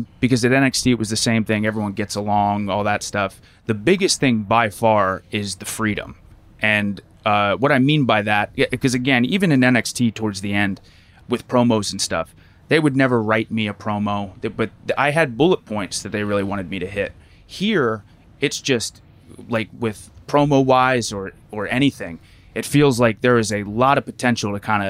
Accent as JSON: {"language": "English", "town": "Lancaster", "region": "Pennsylvania", "country": "United States", "said": "Lancaster, Pennsylvania. So Amish country."}